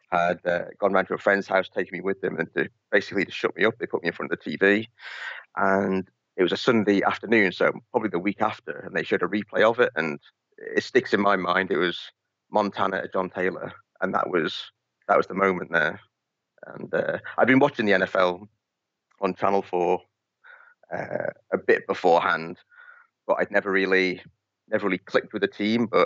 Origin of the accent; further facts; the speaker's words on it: Isle of Man; accent: mixed; now in Gosport, United Kingdom; at the moment, I uh, I live down in a place called Gosport, next to Portsmouth, uh, but I'm originally from the Isle of Man so I've got a bit of a mixed accent.